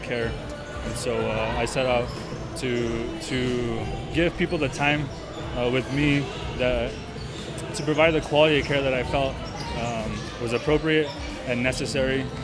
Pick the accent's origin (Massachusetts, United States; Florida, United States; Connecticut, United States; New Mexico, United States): New Mexico, United States; Lordsburg; also born or lived in Madison, Wisconsin; now in Las Cruces, United States; growing up in Lordsburg, we're limited on resources